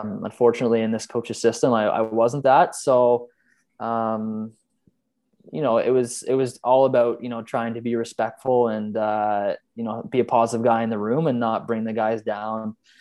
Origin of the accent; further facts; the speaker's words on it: Canada; moved away as an adult; now in Sweden; as a Canadian